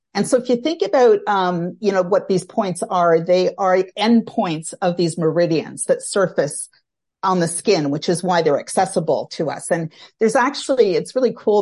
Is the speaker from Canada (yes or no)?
yes; Canada; I'm Canadian. I, uh, live outside of Toronto, uh, Canada